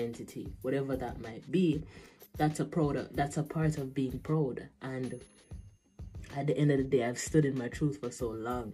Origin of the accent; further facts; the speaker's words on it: Jamaica; a person growing up in Jamaica